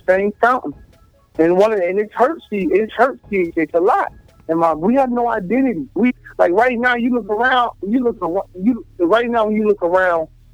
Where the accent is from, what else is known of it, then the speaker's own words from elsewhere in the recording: Memphis, Tennessee, United States; Like I was raised in the South. Like, I was born in Memphis